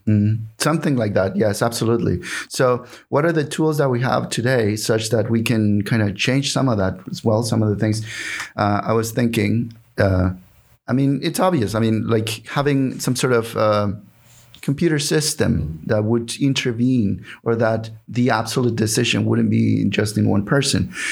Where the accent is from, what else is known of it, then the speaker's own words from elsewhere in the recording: Mexico; English is a second language; moved away as an adult; also born or lived in Houston, Texas; now in Seattle, United States; I was born in Mexico